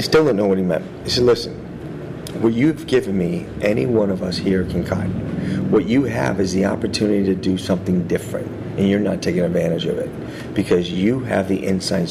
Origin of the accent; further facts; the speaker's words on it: United States; we're American